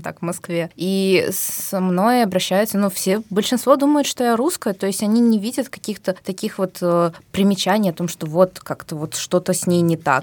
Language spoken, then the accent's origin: Russian; Tashkent, Uzbekistan; moved away as an adult; now in Moscow, Russia; Я из Узбекистана родилась и жила практически всю жизнь в Ташкенте